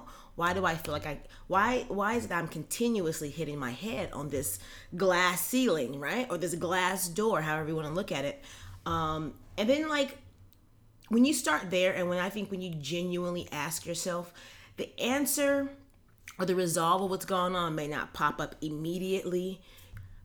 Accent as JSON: {"language": "English", "town": "Los Angeles", "region": "California", "country": "United States", "said": "I'm from Los Angeles"}